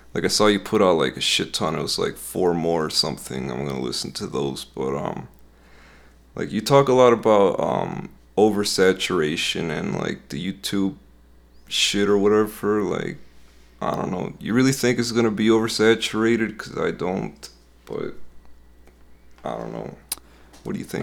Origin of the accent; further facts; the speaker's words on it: Westmont, Illinois, United States; Illinois, this, this town is called, uh, Westmont. It's, like, pretty close to Chicago